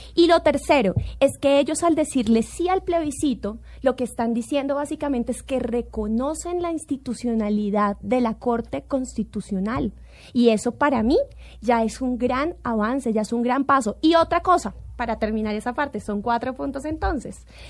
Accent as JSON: {"language": "Spanish", "country": "Colombia", "said": "como colombiana"}